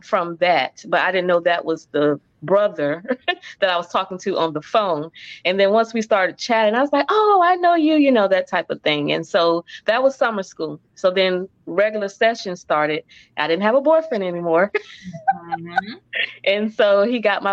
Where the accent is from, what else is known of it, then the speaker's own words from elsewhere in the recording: Orlando, Florida, United States; moved away as an adult; also born or lived in Warner Robins, Georgia; born and raised in Orlando. So we were here for like 2 years. And then we moved to Georgia, Warner Robins